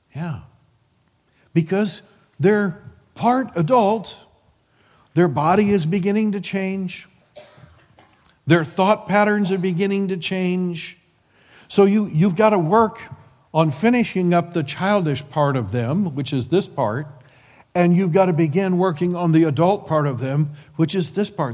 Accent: Midwest, United States; we're from the Midwest

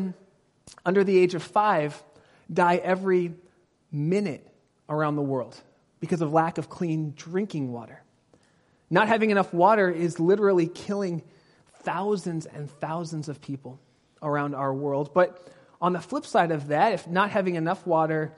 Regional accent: Pasadena, California, United States; moved away as an adult; now in Northern California, United States; Until I was 18, I grew up in Southern California, down by Pasadena

